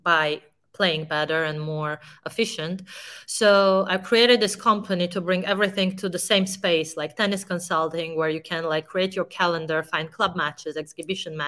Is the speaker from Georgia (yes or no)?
yes; Georgia; one of the best players of my country